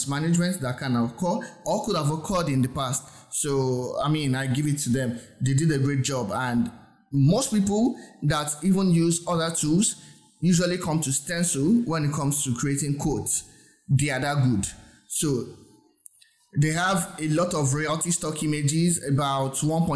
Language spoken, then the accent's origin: English; Nigeria; I'm from Nigeria. My accent might not be as great as yours or might not sound as yours